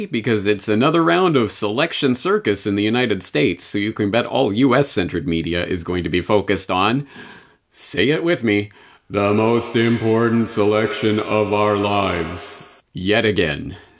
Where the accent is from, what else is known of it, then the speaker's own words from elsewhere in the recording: Canada; And even as a Canadian, I was exposed to so much secondhand American propaganda along those lines as a child